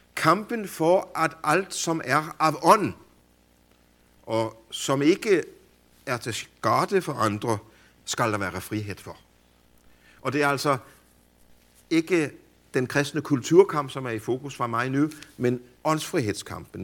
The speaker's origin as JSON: {"language": "Danish", "country": "Denmark", "said": "hjemme i Danmark"}